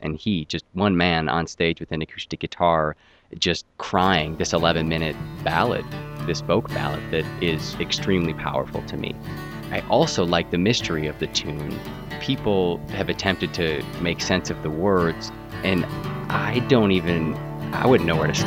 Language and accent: English; Minneapolis, Minnesota, United States; I'm from Minneapolis proper